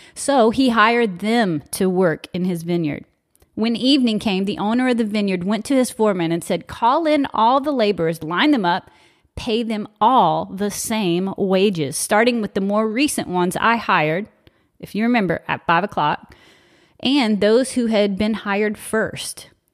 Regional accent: South Louisiana, United States; I'm from South Louisiana

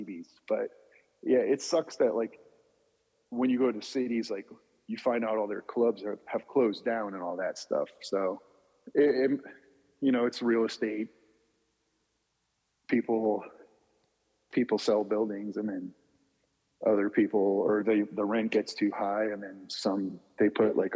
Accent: New Jersey, United States; I grew up in New Jersey

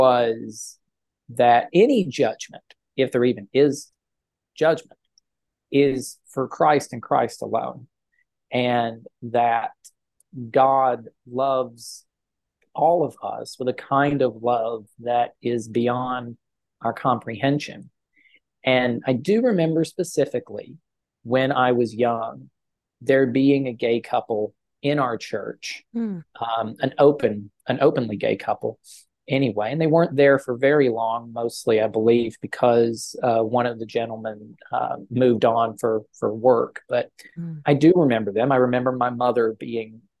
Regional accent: Pound, Virginia, United States; now in Randolph County, North Carolina, United States; Pound, Virginia, which is my hometown, and sits right on the Virginia-Kentucky border

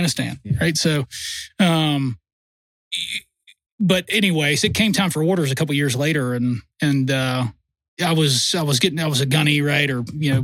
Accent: Virginia, United States; moved away; also born or lived in North Carolina; I was born in North Carolina, I grew up in Virginia.

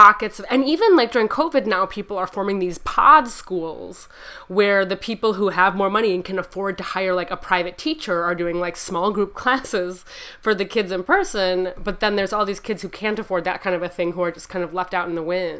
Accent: Chicago, Illinois, United States; I'm from the Chicago area. I grew up in the western suburbs of Chicago

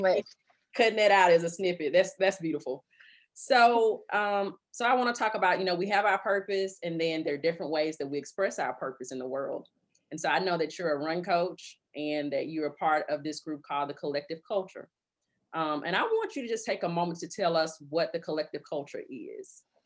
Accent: Birmingham, Alabama, United States; I grew up on the northern side of Birmingham. I grew up in Hooper City

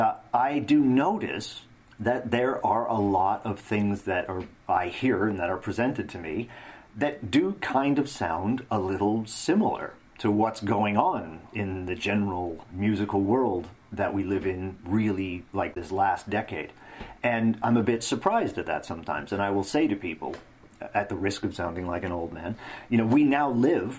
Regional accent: Northern Canada, Canada; my hometown in northern Canada

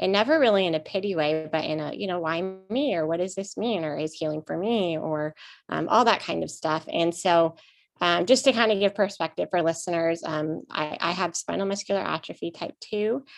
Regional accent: West Coast, United States; also born or lived in Arizona; now in Nashville, United States; I grew up on the West Coast, but now I live in Nashville, Tennessee.

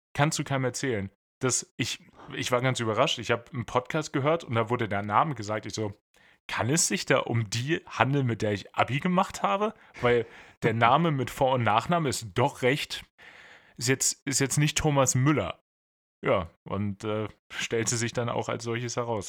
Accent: Bad Pyrmont, Lower Saxony, Germany; moved away; Leute aus Bad Pyrmont sind erstaunlich viel in den News, also da, wo ich herkomme

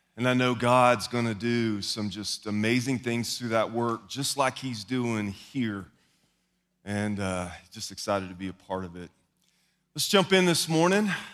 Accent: the South, United States; I am also from the South, which puts me at a disadvantage when it comes to enunciation

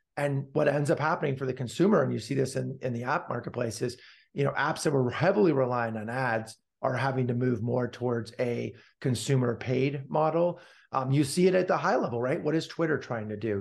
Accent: Palo Alto, California, United States; I was born and raised, got hit by the lucky pitch, so to speak, to be born and raised in Palo Alto, California

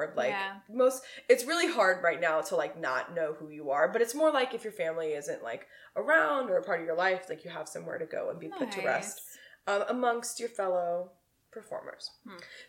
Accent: Houston, Texas, United States; now in Chicago, United States; So, I've been showing my home state of Texas a lot of love, so I thought I should show my new home, Chicago

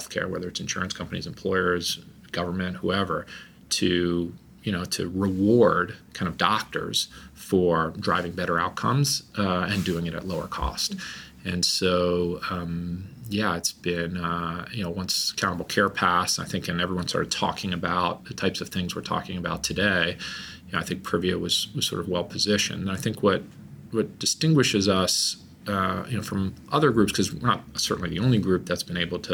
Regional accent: New York, United States; moved away; I'm from New York

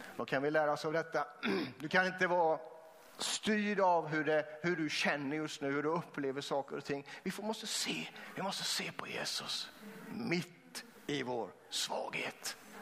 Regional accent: Vetlanda, Jönköping County, Sweden; Jag är uppvuxen också utanför eh, eh Vetlanda, mellan Vetlanda och Eksjö

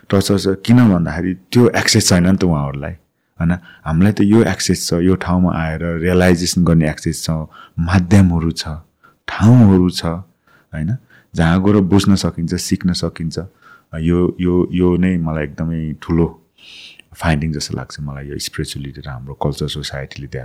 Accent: Nepal; moved away as an adult; also born or lived in United Kingdom; म नेपालमा जन्मेँ

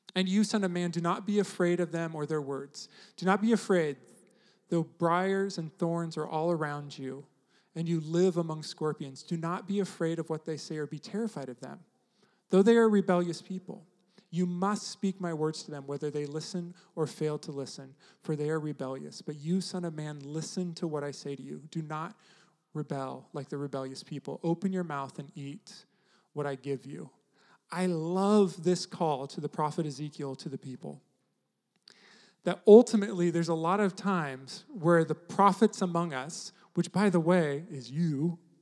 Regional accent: United States

